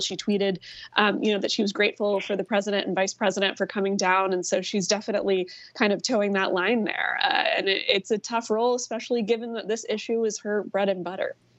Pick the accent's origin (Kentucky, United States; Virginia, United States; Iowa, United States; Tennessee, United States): Virginia, United States; now in Georgia, United States; my home state of Virginia